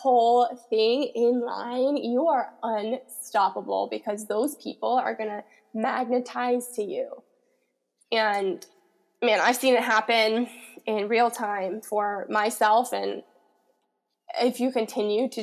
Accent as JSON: {"language": "English", "region": "Colorado", "country": "United States", "tie": "born or raised there", "moved": "yes", "lives_now": "Los Angeles, United States", "said": "growing up in Colorado, the mountain energy"}